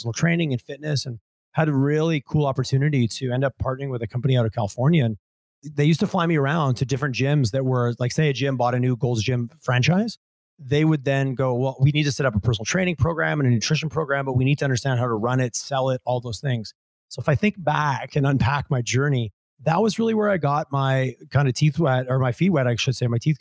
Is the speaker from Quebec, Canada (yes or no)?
yes; Montreal area, southern Quebec, Canada; moved away as an adult; now in Alberta, Canada; I originally grew up in southern Quebec, Montreal area.